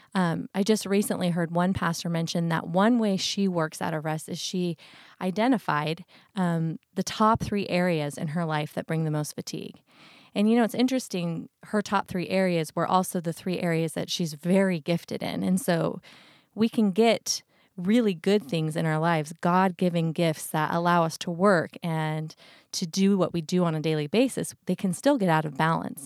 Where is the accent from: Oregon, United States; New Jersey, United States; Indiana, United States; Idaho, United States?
Idaho, United States; growing up in Idaho